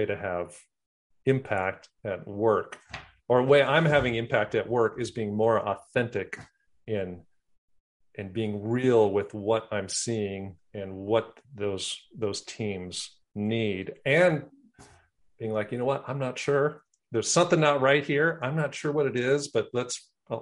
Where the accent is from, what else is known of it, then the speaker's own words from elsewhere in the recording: Wisconsin, United States; moved away; I'm from Wisconsin